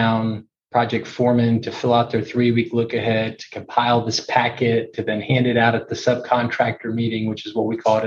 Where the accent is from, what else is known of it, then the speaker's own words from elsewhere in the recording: Houston, Texas, United States; also born or lived in Dallas, Texas; I grew up in Houston, Texas